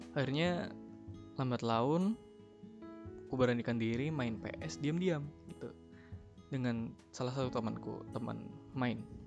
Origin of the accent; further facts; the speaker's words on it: Central Java, Indonesia; moved away as an adult; aku lahir di kota yang cukup kecil eh, tapi cukup dikenal banyak julukan untuk kotaku ini untuk kalangan umum bis, bisa disebut dengan kota batik